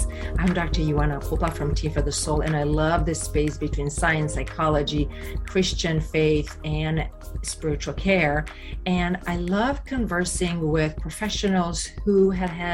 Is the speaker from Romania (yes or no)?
yes; Romania; moved away; I'm originally from Romania